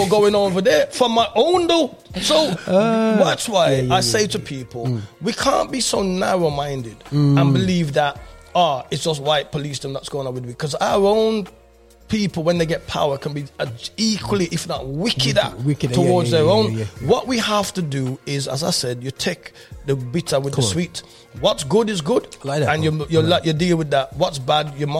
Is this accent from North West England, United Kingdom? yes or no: no; Birmingham, West Midlands, United Kingdom; I'm coming from England during the Rasta movement